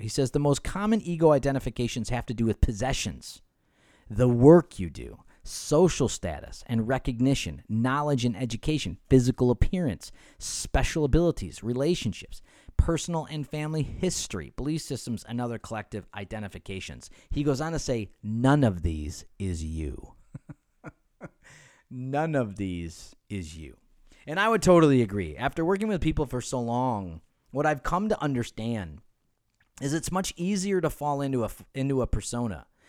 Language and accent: English; Rochester, New York, United States; also born or lived in Cleveland, Ohio; now in Southern California, United States; Di and I grew up in Rochester, New York